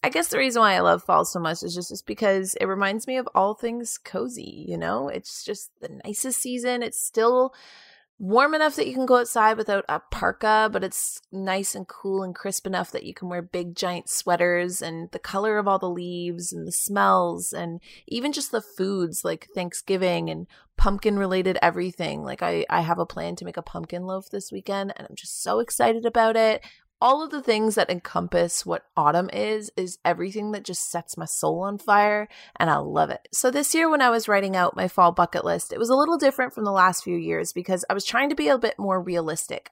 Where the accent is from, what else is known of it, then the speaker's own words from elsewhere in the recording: Kingston, Ontario, Canada; moved away as an adult; now in Toronto, Canada; Kingston, my hometown